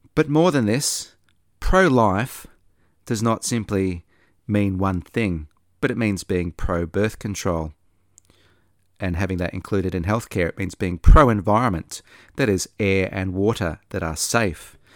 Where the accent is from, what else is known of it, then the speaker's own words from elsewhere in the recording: Australia; also born or lived in Sydney; I'm not American, I'm an Australian